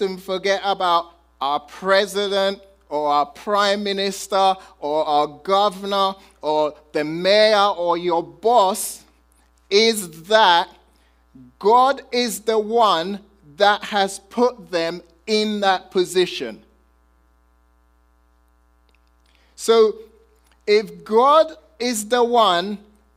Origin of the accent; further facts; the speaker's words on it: United Kingdom; I'm British